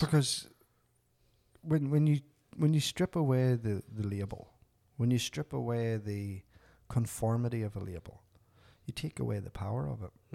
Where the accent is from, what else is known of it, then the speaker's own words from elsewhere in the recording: Northern Ireland, United Kingdom; moved away as an adult; now in Canada; growing up in Northern Ireland, the height of the troubles